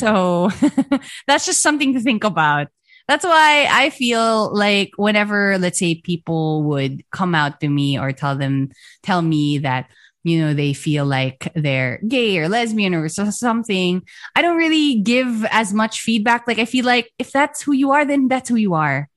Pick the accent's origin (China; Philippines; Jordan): Philippines; I'm proud of being a Filipino, I'm proud of our language, our music